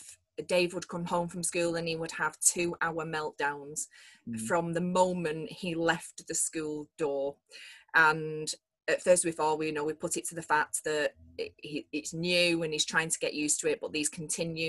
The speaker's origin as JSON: {"language": "English", "town": "Manchester", "region": "North West England", "country": "United Kingdom", "said": "we're from Manchester"}